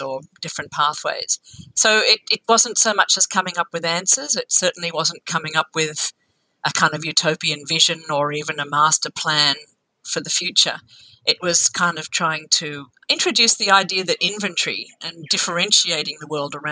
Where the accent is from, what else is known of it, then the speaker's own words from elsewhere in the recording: Australia; as an Australian